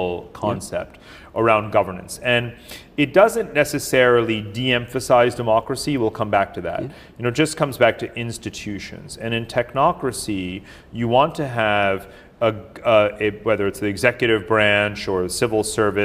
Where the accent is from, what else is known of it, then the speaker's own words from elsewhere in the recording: India; moved away; I was born in India